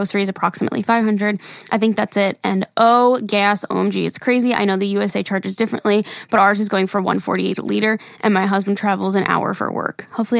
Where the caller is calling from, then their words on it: Ontario, Canada; I'm here from Ontario, Canada, and ooh. I live in a 2-bedroom apartment with my husband and my son.